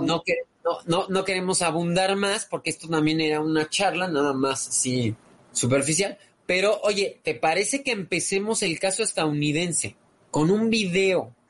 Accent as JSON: {"language": "Spanish", "country": "Mexico", "said": "como americanos, como mexicanos"}